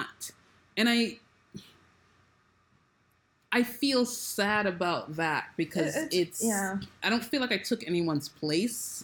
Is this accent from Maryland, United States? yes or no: yes; Prince George's County, Maryland, United States; I grew up in PG County, which is a blackety black county